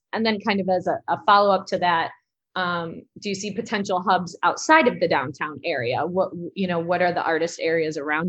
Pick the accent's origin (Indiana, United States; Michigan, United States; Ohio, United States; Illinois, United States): Illinois, United States; Elgin; So my organization, Side Street Studio Arts, is part of the downtown Elgin community, especially growing up in Elgin.